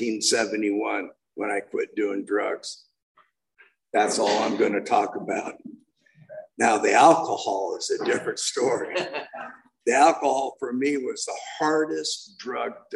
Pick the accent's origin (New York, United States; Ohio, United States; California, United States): California, United States; I was born and raised in California.